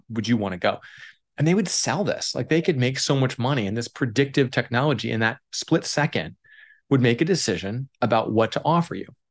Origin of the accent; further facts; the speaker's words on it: Oregon, United States; I grew up in Oregon.